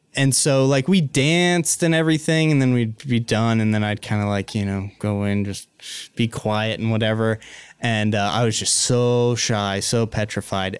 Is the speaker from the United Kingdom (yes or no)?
no; Missoula, Montana, United States; also born or lived in Florence, Montana; grew up in Missoula in a phenomenal trailer park